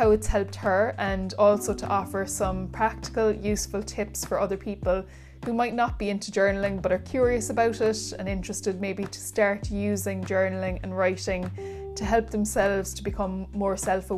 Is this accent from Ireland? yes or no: yes; Cork, Munster, Ireland; accent: Cork; My Cork accent really kicked in there